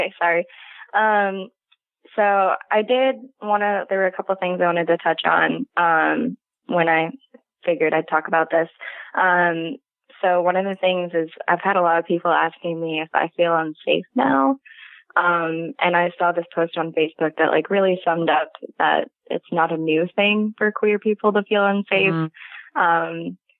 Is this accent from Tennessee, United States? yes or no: no; Indianapolis, Indiana, United States; No, I'm from Indianapolis.